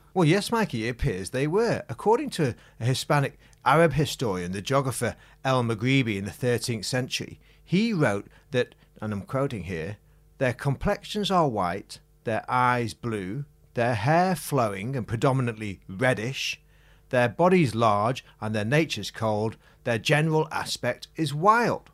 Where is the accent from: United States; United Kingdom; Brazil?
United Kingdom; Macclesfield, North West England; my hometown, Macclesfield